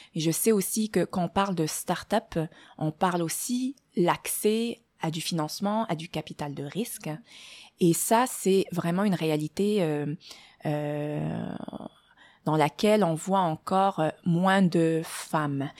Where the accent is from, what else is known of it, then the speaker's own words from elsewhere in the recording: Morocco; moved away as an adult; also born or lived in France / Germany; now in Montreal, Canada; je suis née euh, au Maroc. Euh, j'y ai, vécu mes premières 20 années.